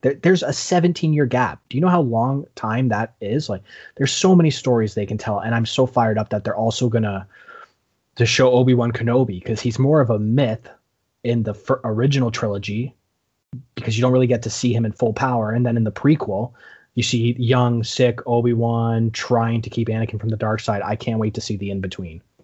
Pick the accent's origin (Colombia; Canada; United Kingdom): Canada; we're Canadian